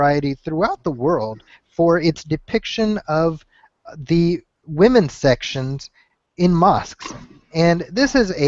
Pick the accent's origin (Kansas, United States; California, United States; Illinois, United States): Illinois, United States; Chicago; moved away; Chicago, which is my hometown. So had I still been living in Chicago